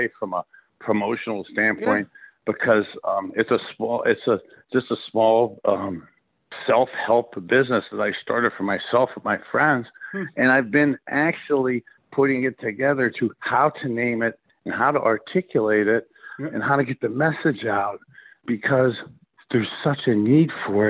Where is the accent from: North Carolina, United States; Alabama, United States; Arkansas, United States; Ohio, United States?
Ohio, United States; Youngstown; growing up in Youngstown, Ohio, halfway between Cleveland and Pittsburgh